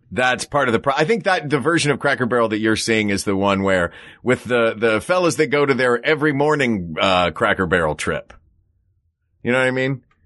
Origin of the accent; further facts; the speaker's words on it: Tennessee, United States; where I grew up in Tennessee